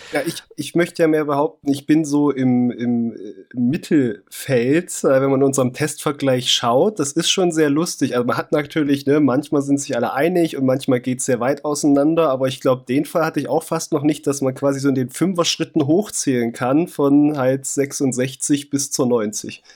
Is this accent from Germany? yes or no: yes; East Germany, Germany; Ich komme aus dem FKK. -Land